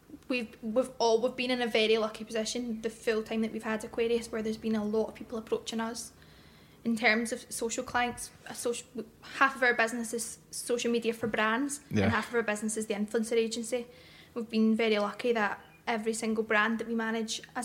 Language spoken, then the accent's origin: English; Glasgow, Scotland, United Kingdom; also born or lived in Bothwell; I grew up in Garra Hill